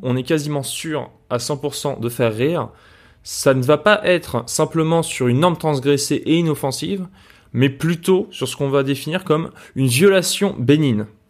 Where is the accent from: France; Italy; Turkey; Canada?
France